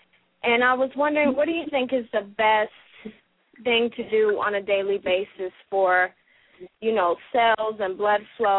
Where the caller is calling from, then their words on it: Greensboro, North Carolina, United States; I'm calling from Greensboro, North Carolina.